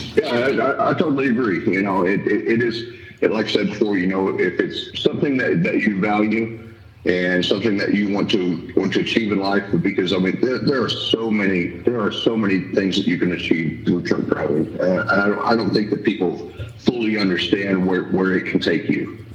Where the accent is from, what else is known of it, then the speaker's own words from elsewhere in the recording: Houston, Texas, United States; I grew up in Houston